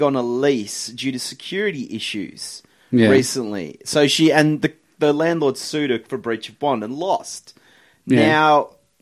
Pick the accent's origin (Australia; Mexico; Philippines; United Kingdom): Australia; Hobart, Tasmania; in Hobart, my hometown.